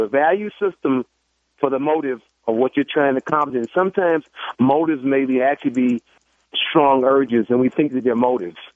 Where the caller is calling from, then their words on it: Cincinnati, Ohio, United States; Now, I'm not from Chicago. I'm, I'm in Ohio, Cincinnati.